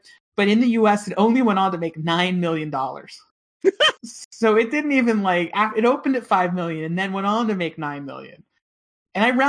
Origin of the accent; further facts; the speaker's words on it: Pittsburgh, Pennsylvania, United States; where I grew up in Pittsburgh